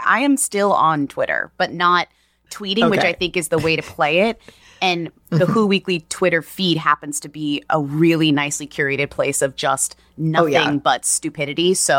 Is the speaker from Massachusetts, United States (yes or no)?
yes; Newton, Massachusetts, United States; I'm from Newton